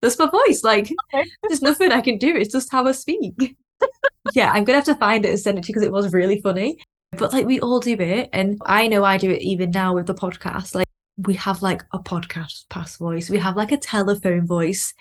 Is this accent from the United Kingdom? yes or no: yes; Lancashire, North West England, United Kingdom; I'm from Lancashire